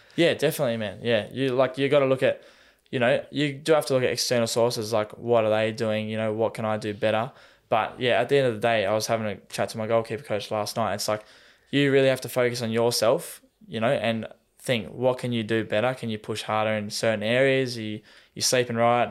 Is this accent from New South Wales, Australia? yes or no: no; Tasmania, Australia; moved away as an adult; now in Melbourne, Australia; if we're from Tassie, we call it the mainland